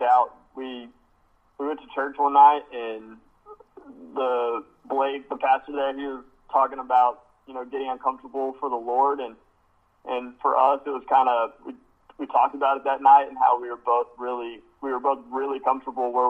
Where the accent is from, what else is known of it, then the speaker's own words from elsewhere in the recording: Abilene, Texas, United States; also born or lived in College Station; I'm from Abilene